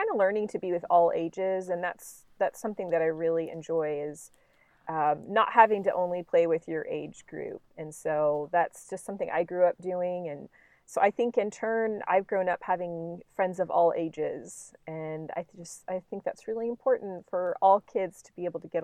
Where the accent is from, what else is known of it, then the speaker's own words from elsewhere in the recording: Tulsa, Oklahoma, United States; I grew up in Tulsa